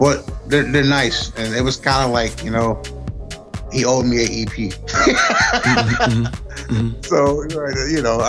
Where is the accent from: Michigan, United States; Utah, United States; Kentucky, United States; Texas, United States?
Michigan, United States; Grand Rapids; also born or lived in Flint, Michigan; I wasn't born in Grand Rapids. I was actually born in Flint, Michigan. I've been here all my life, at least since I was like 3 or 4. So this is where I'm from